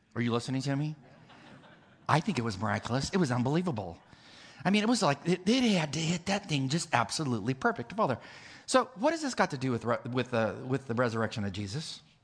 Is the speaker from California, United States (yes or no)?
yes; California, United States; I'm from California